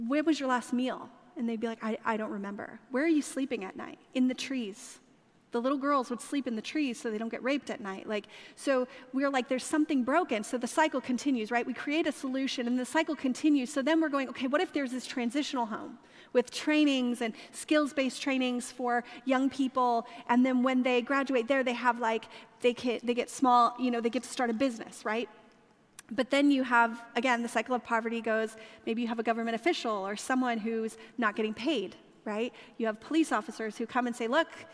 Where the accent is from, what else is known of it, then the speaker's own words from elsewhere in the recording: California, United States; moved away; I grew up in California